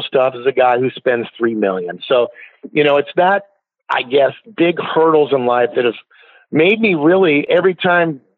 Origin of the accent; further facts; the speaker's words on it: Portland, Oregon, United States; here in my hometown of Portland, Oregon